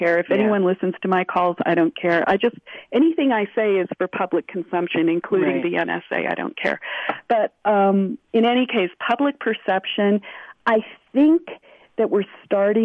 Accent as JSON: {"language": "English", "region": "California", "country": "United States", "said": "I'm from California"}